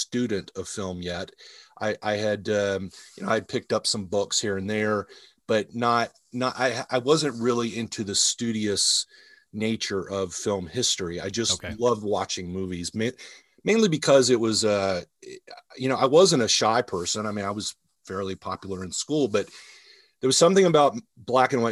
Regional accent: Atlanta, Georgia, United States; I grew up in the Atlanta area

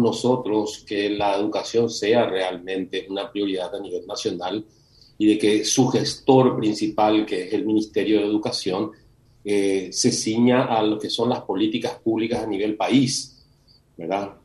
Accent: Paraguay; en nuestro país

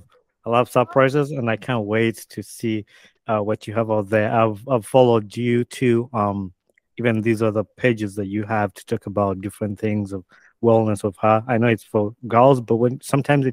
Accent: Uganda; moved away as an adult; now in United States; growing up in Uganda, I moved to the States when I was about 20 years

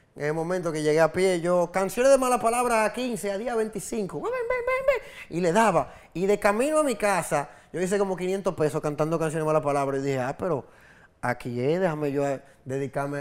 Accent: Santo Domingo, Distrito Nacional, Dominican Republic; mi carrera como músico callejero empezó mi adolescencia, yo andaba por en Sánchez La Fe y por Cristo Rey, Villa Juana, el Kennedy, los alrededores de mi casa, yo vivía en Sánchez La Fe

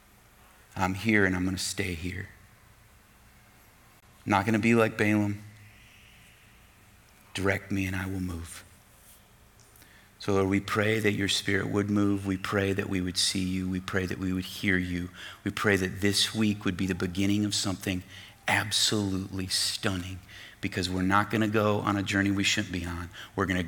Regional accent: United States; as American Christians

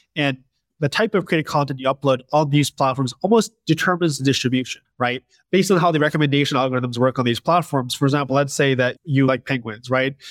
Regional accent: Westchester, New York, United States; I grew up in Westchester, New York

